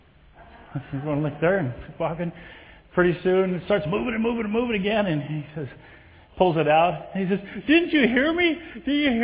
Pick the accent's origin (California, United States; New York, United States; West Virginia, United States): California, United States; Southern; I was born and raised in Southern California.